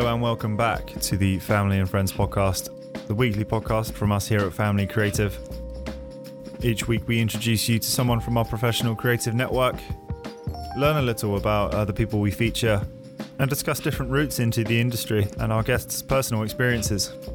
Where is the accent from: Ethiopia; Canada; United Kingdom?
United Kingdom; Hounslow, London; I'm from Hounslow originally.